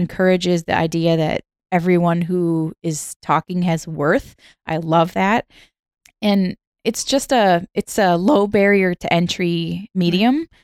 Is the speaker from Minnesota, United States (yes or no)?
yes; Minnesota, United States; I grew up in the middle of the country. I grew up in Minnesota